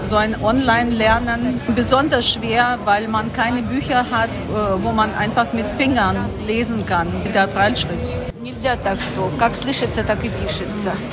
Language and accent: German; Kharkiv, Kharkiv Oblast, Ukraine; Ich komme aus Kharkiv und ich leite ein äh, Reha-Zentrum für äh, junge äh, Behinderte und Jugendliche